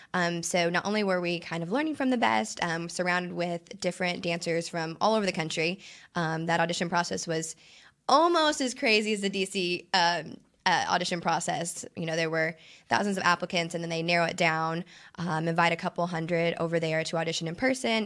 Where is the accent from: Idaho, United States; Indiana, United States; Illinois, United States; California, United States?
Indiana, United States; Princeton; moved away as an adult; also born or lived in New York City; now in Texas, United States; I'm originally from Princeton, Indiana. I, uh, grew up dancing and cheering out there